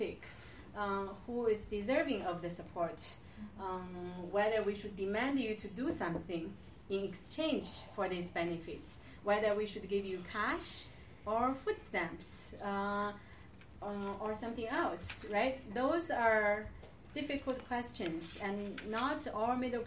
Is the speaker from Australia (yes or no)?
no; Shanxi, China; moved away; Shanxi, my hometown province.